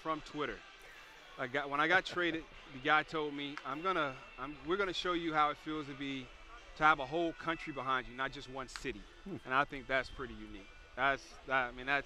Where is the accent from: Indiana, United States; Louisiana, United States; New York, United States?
Indiana, United States; Gary; I grew up in Gary, Indiana, right outside of Chicago